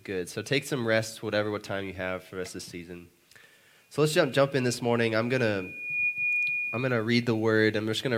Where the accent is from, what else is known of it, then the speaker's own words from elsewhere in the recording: South Dakota, United States; now in Oklahoma City, United States; I'm from South Dakota